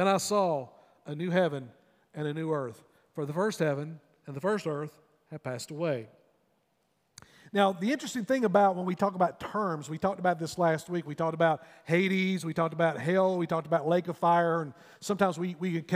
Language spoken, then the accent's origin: English; North Wilkesboro, North Carolina, United States; When you go up through my hometown, if you're making a trip up to the mountains, you'll pass through North Wilkesboro there on Highway 421.